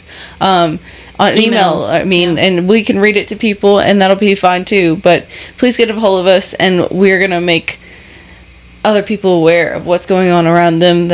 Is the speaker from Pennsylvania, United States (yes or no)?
no; Kentucky, United States; I'm from Kentucky